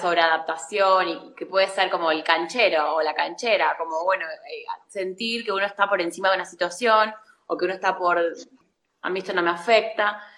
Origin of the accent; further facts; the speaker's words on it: La Pampa, Argentina; moved away as an adult; also born or lived in Córdoba, Argentina / Barcelona, Spain; yo soy de La Pampa y me fui a estudiar cine a Córdoba